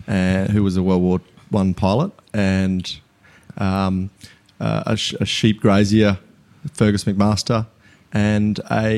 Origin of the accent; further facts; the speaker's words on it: Muttaburra, Queensland, Australia; It's my hometown is Muddaburra, and about 30 kilometres northwest of Muddaburra is the geographical centre of Queensland.